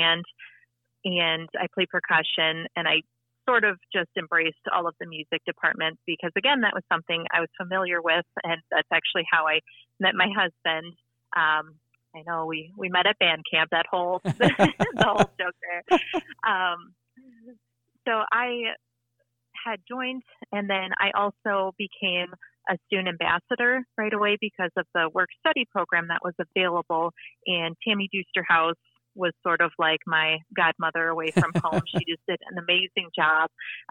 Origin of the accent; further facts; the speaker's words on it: Appleton, Wisconsin, United States; moved away as an adult; also born or lived in Quincy, Illinois; now in Lincoln, United States; I'm originally from Appleton, Wisconsin